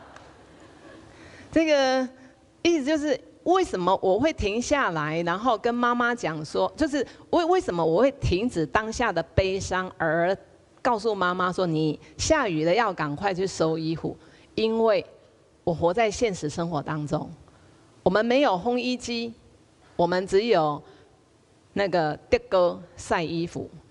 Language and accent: Chinese; Taiwan; moved away as an adult; now in Hong Kong; 现在我在台湾，我可以讲台湾话，在香港我讲台湾话